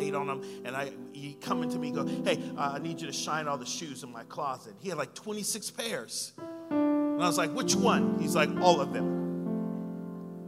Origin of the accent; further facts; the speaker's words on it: Sacramento, California, United States; I'm from here. I'm a guy from Power End over here.